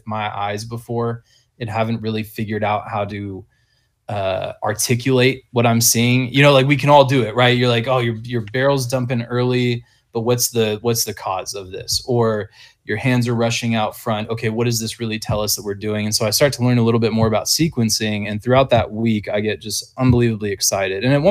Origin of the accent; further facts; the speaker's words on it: Whidbey Island, Washington, United States; moved away; my hometown high school guys on Whidbey Island